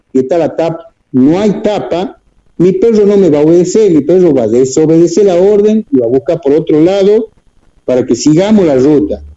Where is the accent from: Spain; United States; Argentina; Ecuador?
Argentina; Tucumán; Estamos anclados acá en Tucumán, bueno, soy tucumano